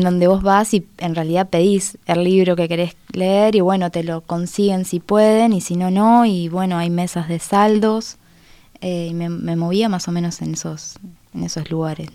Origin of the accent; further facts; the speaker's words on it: Minas, Lavalleja, Uruguay; also born or lived in Aiguá, Maldonado; now in Montevideo, Uruguay; nací en Minas, pero viví mucho tiempo en Aigua. Entonces, soy como de los dos lados